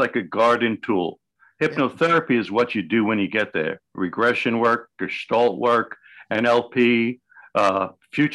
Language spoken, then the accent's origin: English; New York City, New York, United States; I grew up in the South Village in New York City